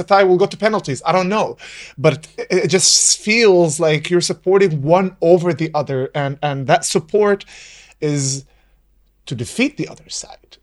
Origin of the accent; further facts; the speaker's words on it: Nazareth, Northern District, Israel; also born or lived in Virginia, United States; I was born and raised in Nazareth